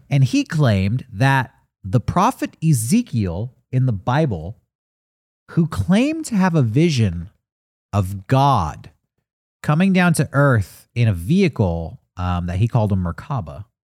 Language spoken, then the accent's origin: English; San Diego, California, United States; our hometown of San Diego